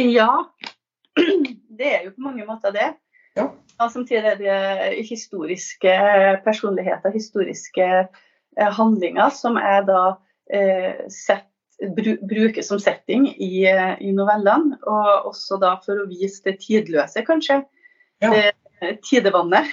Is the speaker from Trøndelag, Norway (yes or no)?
yes; Trøndelag, Norway; also born or lived in Northern Italy; now in Italy; jeg er norsk, trøndersk biolog eh, og forfatter. Jeg er bosatt i Nord-Italia.